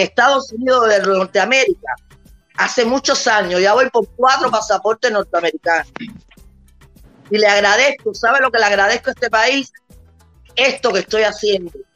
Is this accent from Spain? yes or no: no; Cuba; moved away as an adult; now in United States; yo soy cubana porque nací en Cuba, pero soy americana por agradecimiento